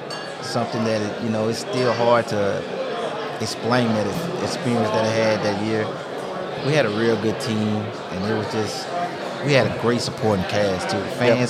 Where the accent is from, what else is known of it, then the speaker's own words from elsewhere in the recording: Baton Rouge, Louisiana, United States; moved away as an adult; I'm from Baton Rouge, Louisiana